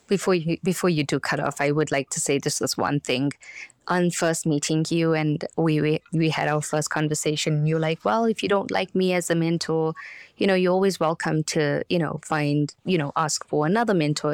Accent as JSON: {"language": "English", "country": "South Africa", "moved": "yes", "said": "I'm from South Africa"}